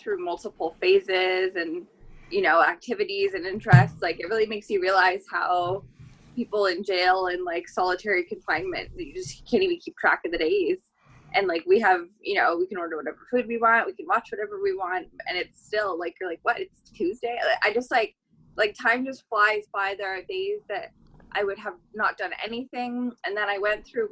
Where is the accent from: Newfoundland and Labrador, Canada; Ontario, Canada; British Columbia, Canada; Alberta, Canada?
Ontario, Canada; now in Vancouver, Canada; I'm from Ontario